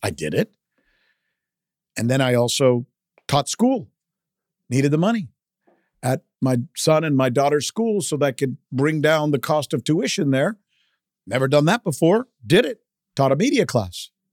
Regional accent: South Florida, United States; first language Spanish; English is a second language; also born or lived in Minneapolis, Minnesota; I always saw myself as a Latino kid growing up in South Florida

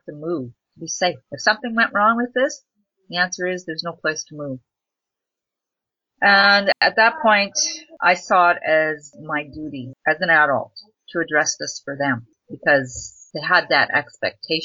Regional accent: English River First Nation, northern Saskatchewan, Canada; from English River First Nation in northern Saskatchewan

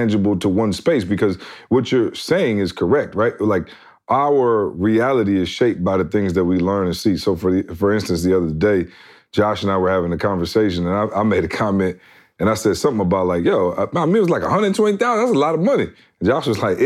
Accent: Midwest, United States; I come from the Midwest where combined my parents didn't make

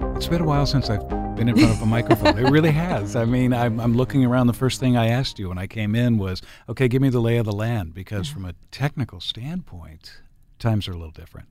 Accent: Enterprise, Oregon, United States; now in Portland, United States; when I grew up in Enterprise, up in the northeastern part of the state

